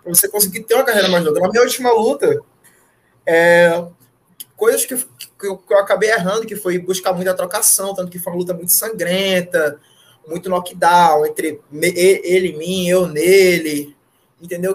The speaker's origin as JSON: {"language": "Portuguese", "town": "Fortaleza", "region": "Ceará", "country": "Brazil", "tie": "born or raised there", "moved": "as an adult", "lives_now": "Natal, Brazil", "said": "Eu não sou daqui, eu sou de Fortaleza. Eu cresci em Fortaleza, sou de lá, nasci lá, cresci lá, me criei"}